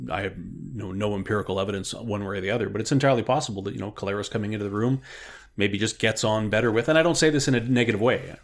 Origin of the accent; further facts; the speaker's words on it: Winnipeg, Manitoba, Canada; now in Regina, Canada; longtime season ticket holder growing up on the East Side Zoo in the old Winnipeg Stadium